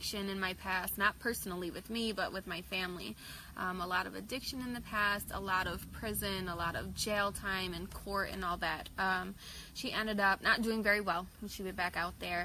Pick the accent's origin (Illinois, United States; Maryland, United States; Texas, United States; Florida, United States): Illinois, United States; Joliet; also born or lived in Coal City, Illinois; I am from Joliet, Illinois